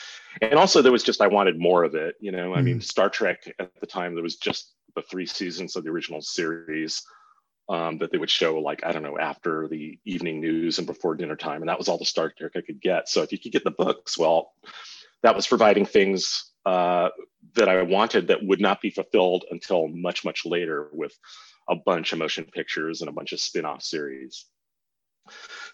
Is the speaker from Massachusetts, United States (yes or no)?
no; Los Angeles, California, United States; I grew up in Southern California, Venice, Culver City, West